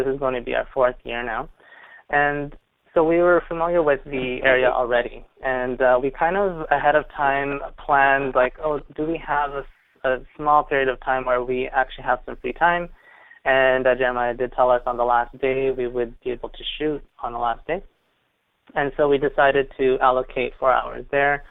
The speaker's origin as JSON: {"language": "English", "country": "Canada", "said": "we're from Canada"}